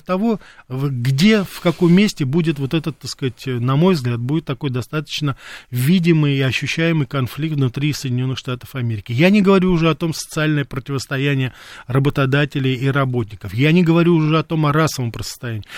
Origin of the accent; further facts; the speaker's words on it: Moscow, Russia; свое детство провел в Мариной роще